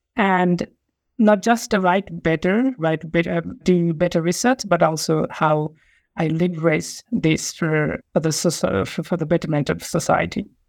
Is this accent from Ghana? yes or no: no; Nepal; moved away as an adult; also born or lived in Essex, United Kingdom; now in Sydney, Australia; I'm from Nepal